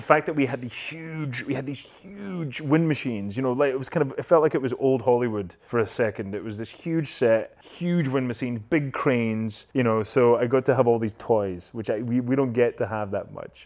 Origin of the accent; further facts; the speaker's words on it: Scotland, United Kingdom; accent: Scottish; moved away; my Scottish accent